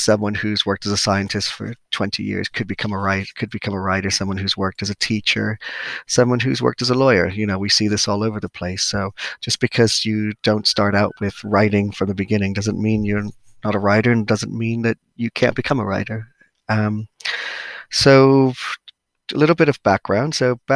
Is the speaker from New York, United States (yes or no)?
yes; New York, United States; moved away as an adult; now in Cornwall, United Kingdom; I am originally from New York